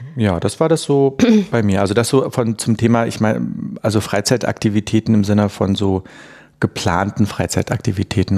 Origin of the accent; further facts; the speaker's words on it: Berlin, Germany; ich komme ja aus Ostberlin